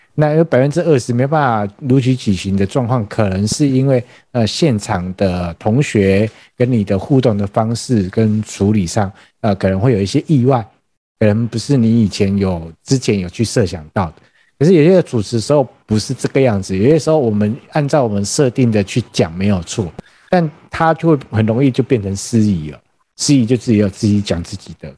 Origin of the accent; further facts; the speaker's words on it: Taiwan; 我们台湾人是非常有热情的